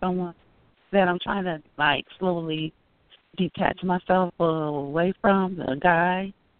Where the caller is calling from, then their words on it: Illinois, United States; I'm calling from Illinois.